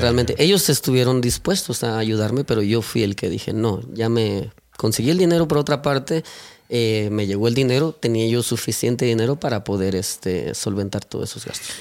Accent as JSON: {"language": "Spanish", "region": "Mexico City", "country": "Mexico", "tie": "born or raised there", "also_born_or_lived": "Puebla, Mexico", "moved": "as an adult", "said": "yo nací en el estado de Puebla, ¿verdad? A los siete años perdimos a mi padre, ¿verdad? Entonces, pues mi familia nos tuvimos que mover al, Distrito Federal. Por ahí estuvimos alrededor de otros siete años"}